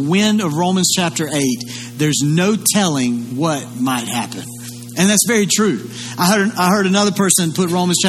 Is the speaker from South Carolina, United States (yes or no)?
yes; Lugoff, South Carolina, United States; Now, I grew up here in Kershaw County. I grew up in Lugoff.